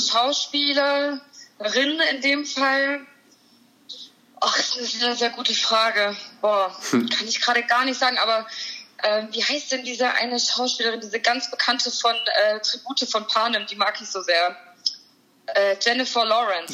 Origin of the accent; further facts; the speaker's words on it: Heilbronn, Baden-Württemberg, Germany; Ich bin aus Heilbronn. Das ist in Baden-Württemberg in der Nähe von Stuttgart. Mhm. Da bin ich geboren, da wohne ich auch immer noch.